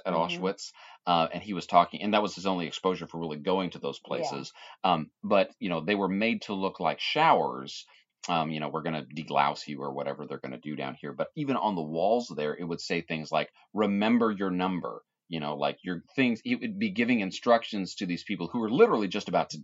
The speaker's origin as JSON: {"language": "English", "country": "United States", "said": "I am an American"}